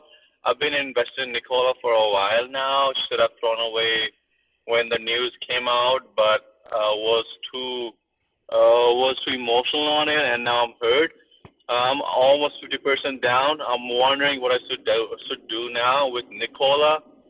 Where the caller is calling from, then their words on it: Minnesota, United States; I'm calling from Minnesota.